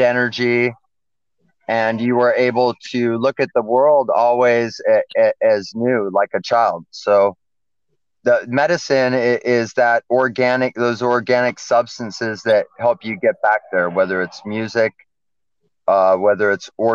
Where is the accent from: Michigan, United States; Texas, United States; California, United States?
California, United States; Los Angeles; now in Hawaii, United States; I grew up in Los Angeles